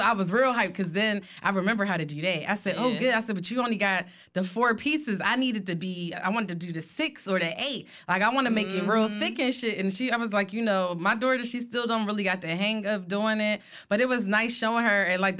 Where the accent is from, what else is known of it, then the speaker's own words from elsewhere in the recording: Philadelphia, Pennsylvania, United States; And I was from West Philly.